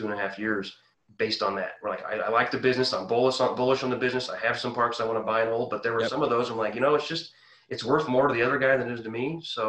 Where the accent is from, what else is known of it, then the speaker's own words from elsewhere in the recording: Quincy, Illinois, United States; moved away; I'm from Quincy, Illinois. We used to play football against Decatur, and that was the year I was in high school